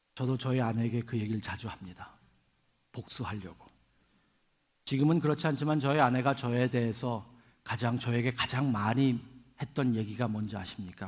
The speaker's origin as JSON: {"language": "Korean", "region": "Seoul", "country": "South Korea", "tie": "born or raised there", "moved": "yes", "lives_now": "New York, United States", "said": "저는 서울에서 태어나서 지금은 뉴욕에 살고 있기 때문에"}